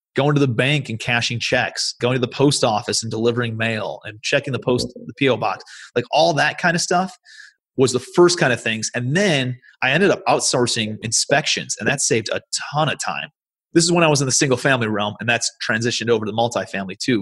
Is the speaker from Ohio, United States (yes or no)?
yes; Cleveland, Ohio, United States; moved away as an adult; also born or lived in New York City; I'm from Cleveland, Ohio originally. That's where I live now.